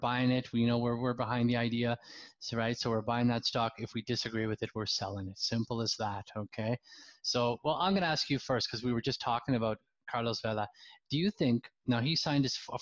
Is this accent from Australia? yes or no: no; England, United Kingdom; moved away; my home country, the UK, England